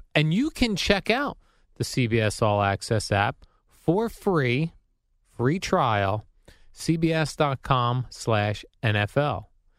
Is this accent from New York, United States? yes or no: no; New Jersey, United States; Growing up in New Jersey, Jerry, we used to have to...